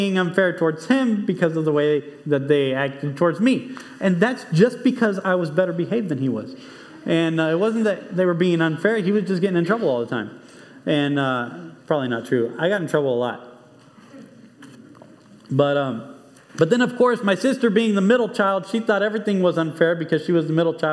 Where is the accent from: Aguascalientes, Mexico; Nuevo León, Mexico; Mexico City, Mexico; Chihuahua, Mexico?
Nuevo León, Mexico; Monterrey; moved away; I grew up in Mexico.